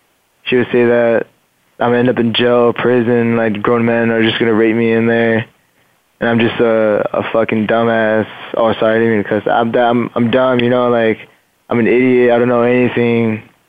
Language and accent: English; Fullerton, California, United States; born there; Okay. Well, I was born in Fullerton.